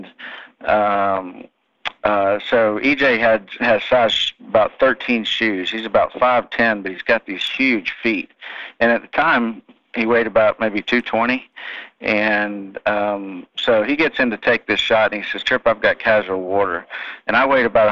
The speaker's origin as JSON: {"language": "English", "town": "Atlanta", "region": "Georgia", "country": "United States", "tie": "born or raised there", "also_born_or_lived": "Norman, Oklahoma", "moved": "as an adult", "said": "I grew up in Atlanta"}